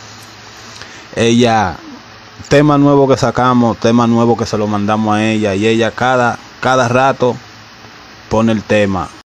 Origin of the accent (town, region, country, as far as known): Dominican Republic